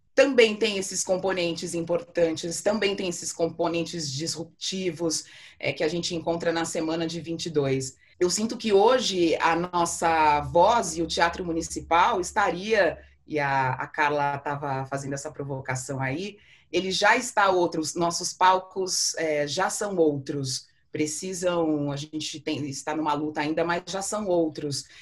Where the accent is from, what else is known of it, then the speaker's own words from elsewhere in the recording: Brazil; como brasileiros